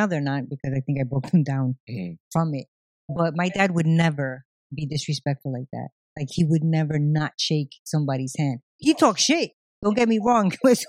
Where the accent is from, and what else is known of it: New York City, New York, United States; moved away; also born or lived in Long Island